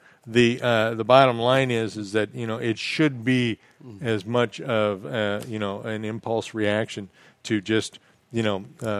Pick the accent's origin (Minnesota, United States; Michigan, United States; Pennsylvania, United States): Minnesota, United States; Midwest; now in Florida Keys, United States; I grew up in the Midwest